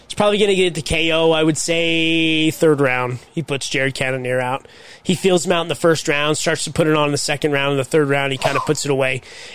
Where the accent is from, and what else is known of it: Salt Lake City, Utah, United States; born or raised there